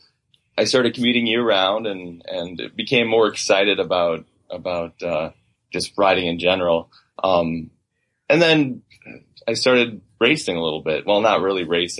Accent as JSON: {"language": "English", "town": "Stewartville", "region": "Minnesota", "country": "United States", "tie": "born or raised there", "said": "the town that I grew up, my hometown of Stuartville, Minnesota, which is in southeastern Minnesota"}